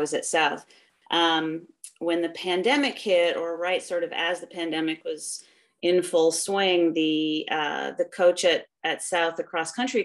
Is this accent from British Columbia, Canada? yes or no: no; just north of Toronto, Ontario, Canada; moved away as an adult; also born or lived in Iowa; now in United States; I grew up in Canada, just north of Toronto, and started running when I was 10.